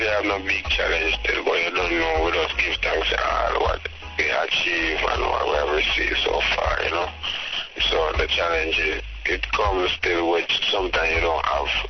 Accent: Jamaica; I grew up in Jamaica

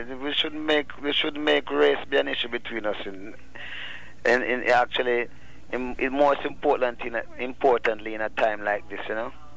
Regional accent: Rocky Point, Clarendon, Jamaica; I'm from Jamaica and I'm from a, a little fishing village called Rocky Point, Clarendon.

